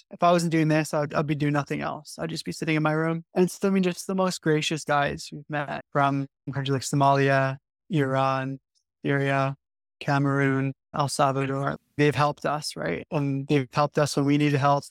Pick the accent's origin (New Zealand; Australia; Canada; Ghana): Canada; now in London, United Kingdom; I was born in a immigrant family from Dutch background. And I grew up in Canada